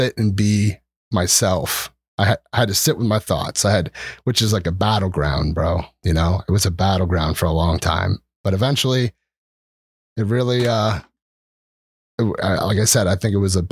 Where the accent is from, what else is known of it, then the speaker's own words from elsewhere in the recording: Oley Valley, outside Reading, Pennsylvania, United States; moved away as an adult; now in Breinigsville, United States; I grew up in Olde Valley. It's like a country town outside Reading